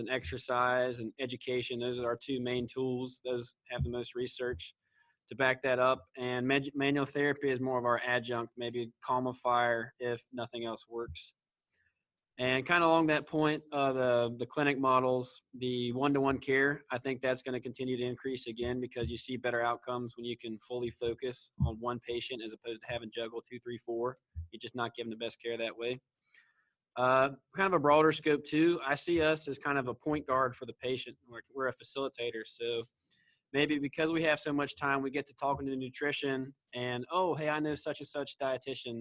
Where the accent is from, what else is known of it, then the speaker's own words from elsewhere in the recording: Western North Carolina, United States; from Western North Carolina